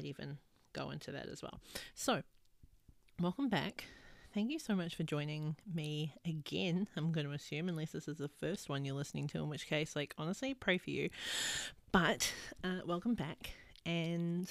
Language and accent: English; New Zealand; now in Australia; I live in Australia. I'm from New Zealand.